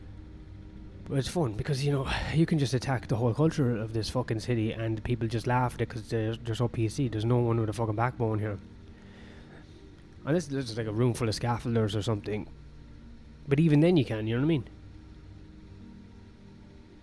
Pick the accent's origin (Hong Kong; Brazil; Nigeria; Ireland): Ireland; I'm Irish.